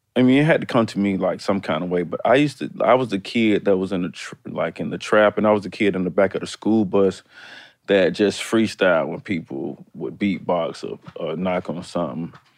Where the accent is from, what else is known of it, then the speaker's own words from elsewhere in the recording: Decatur, Georgia, United States; also born or lived in College Park, Georgia / Atlanta; I'm really like from Decatur up to eighth grade. I left Decatur in eighth grade going to really my ninth grade year, and I moved to College Park.